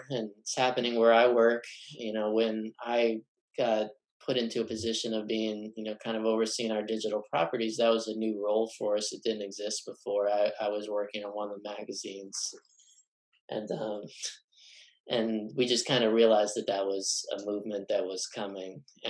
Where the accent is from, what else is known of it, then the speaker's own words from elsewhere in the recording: Texas, United States; So I am from Texas. I went to the same high school as Woody Allen, and I come from a family of court stenographers.